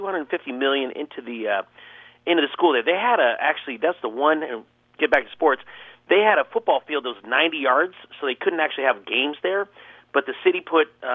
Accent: Oakland, California, United States; as upper middle class white kid growing up in the Oakland Hills

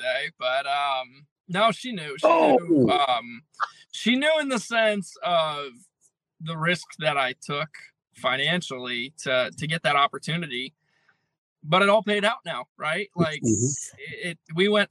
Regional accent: Connecticut, United States; I'm from Connecticut

